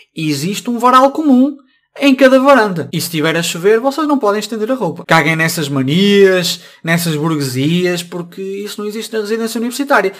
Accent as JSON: {"language": "Portuguese", "town": "Braga", "region": "Norte", "country": "Portugal", "also_born_or_lived": "Coimbra", "said": "Eu sou de Braga"}